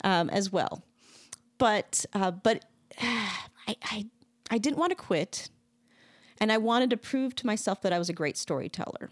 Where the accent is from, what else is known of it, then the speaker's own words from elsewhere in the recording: Wisconsin, United States; I grew up in Wisconsin.